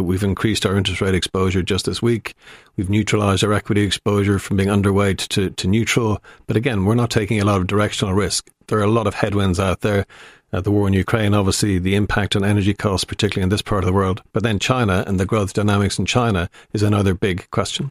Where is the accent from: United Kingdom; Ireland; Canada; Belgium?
Ireland